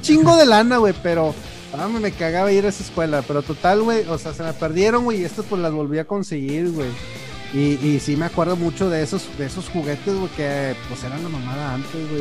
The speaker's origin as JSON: {"language": "Spanish", "town": "Monterrey", "region": "Nuevo León", "country": "Mexico", "tie": "born or raised there", "also_born_or_lived": "Torreón, Coahuila, Mexico", "said": "yo nací en Torreón y mis hermanos, güey. Y luego nos vinimos a Monterrey como en el 94"}